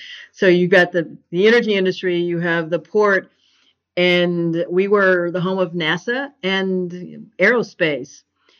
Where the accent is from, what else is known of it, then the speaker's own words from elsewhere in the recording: Houston, Texas, United States; I'm 64 years old. I grew up in a kind of a rural Texas. I grew up in the suburbs of Houston, and I had a semi-rural upbringing in the shadows of the big city. That doesn't exist really anymore in Houston.